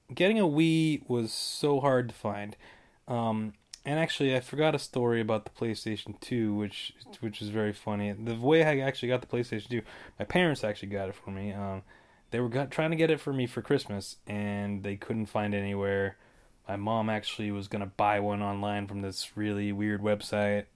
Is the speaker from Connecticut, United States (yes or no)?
no; Davenport, Iowa, United States; Davenport, Iowa all the way